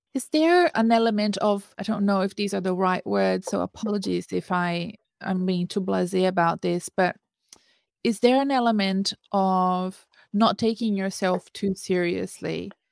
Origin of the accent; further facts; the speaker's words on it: Brazil; moved away; back in my home country I, i'm from brazil